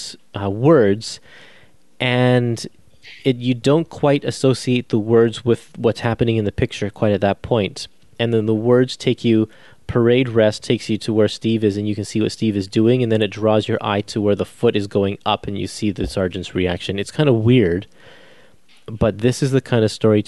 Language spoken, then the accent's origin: English; Canada; me as a Canadian, I don't learn about the American side of World War II in history class